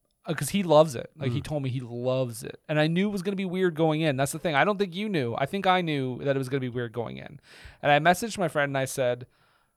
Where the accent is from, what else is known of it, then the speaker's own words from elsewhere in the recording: Montreal, Quebec, Canada; I'm from Montreal